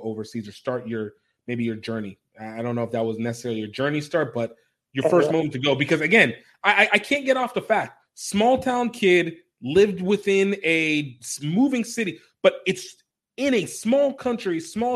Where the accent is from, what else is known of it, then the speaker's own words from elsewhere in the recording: Nigeria; I'm a Nigerian as well